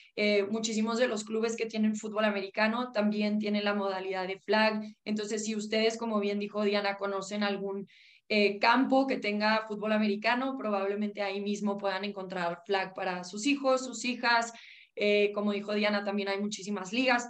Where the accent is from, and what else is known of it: Mexico